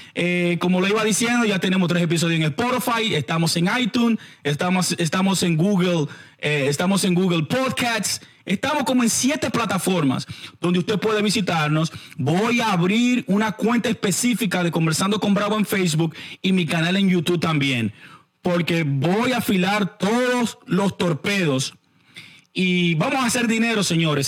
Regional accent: Santo Domingo, Distrito Nacional, Dominican Republic; Nosotros somos, eh, nosotros somos de barrios eh, pobres de la capital en la República Dominicana. Chanel Khan es de Villa Francisca, por supuesto, yo soy de San Carlos

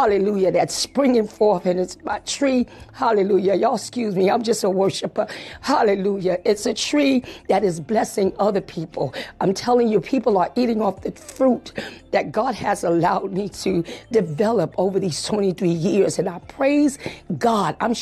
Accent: New York City, New York, United States; growing up in the Bronx, New York

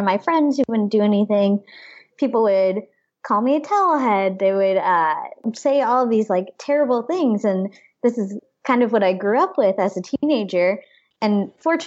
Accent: Mexico, Missouri, United States; I was born in Mexico, Missouri

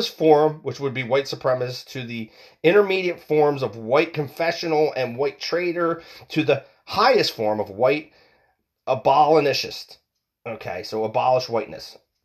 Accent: United States; We are American people

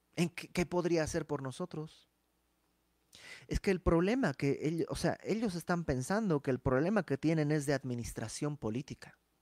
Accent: Mexico; moved away; dijéramos en México

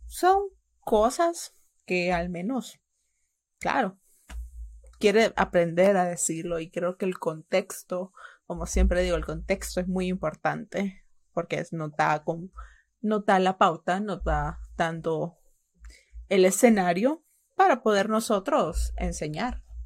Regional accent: El Salvador; mis padres eran salvadoreños

